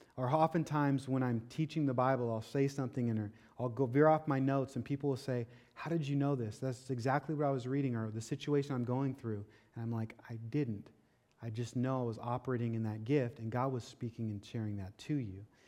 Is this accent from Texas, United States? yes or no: no; Washington, United States; moved away as an adult; now in Florida, United States; I'm from Washington State